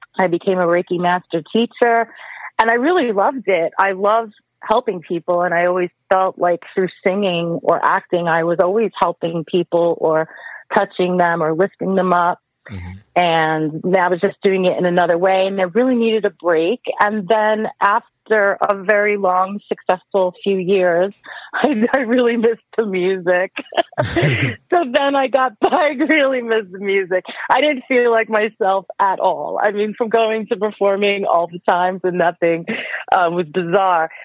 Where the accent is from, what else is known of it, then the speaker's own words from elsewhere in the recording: New York, United States; I grew up in New York, and I'm still living in New York